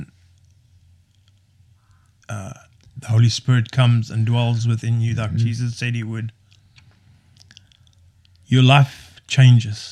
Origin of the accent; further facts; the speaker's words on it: South Africa; played rugby, obviously, being South African, playing rugby